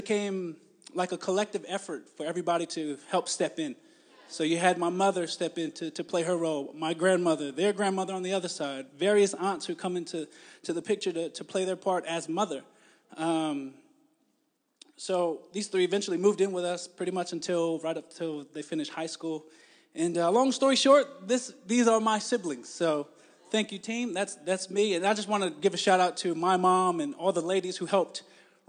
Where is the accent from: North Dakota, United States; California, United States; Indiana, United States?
California, United States; moved away as an adult; now in New Zealand; I was born and raised in California, so this accent that I have